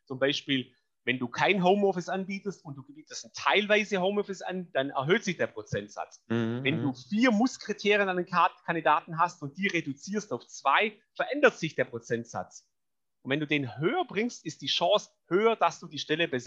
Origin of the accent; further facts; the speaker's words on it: Baden-Württemberg, Germany; Ich bin Schwabe, ich bin faul, das soll heißen.